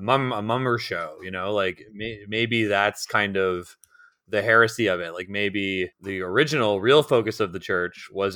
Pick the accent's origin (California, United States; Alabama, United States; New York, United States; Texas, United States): New York, United States; Brooklyn; I'm actually from Brooklyn, but I went to simple country law school.